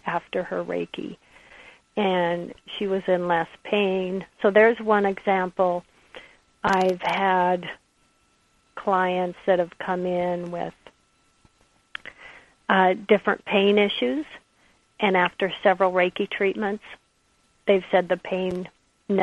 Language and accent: English; the Northwest, Pacific Northwest, United States; I'm from the Northwest